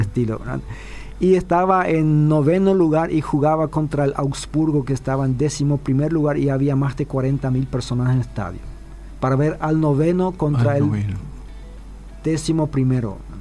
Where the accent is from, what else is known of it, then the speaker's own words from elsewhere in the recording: Chaco, Paraguay; a los que somos chaqueños